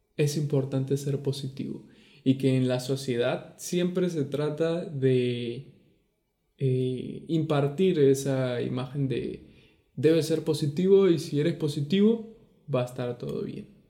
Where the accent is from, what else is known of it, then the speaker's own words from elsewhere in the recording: Venezuela; moved away; also born or lived in Argentina; de Venezuela.